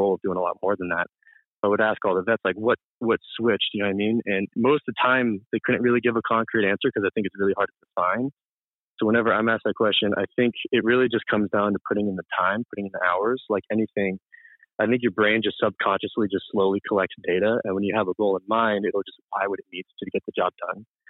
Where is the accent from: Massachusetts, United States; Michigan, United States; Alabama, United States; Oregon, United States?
Massachusetts, United States; Marlborough; from Massachusetts, central town. Massachusetts called Marlboro